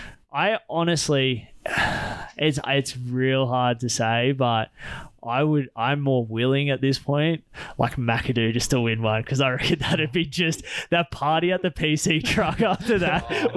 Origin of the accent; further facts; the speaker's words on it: Australia; Which is cool for us being Australian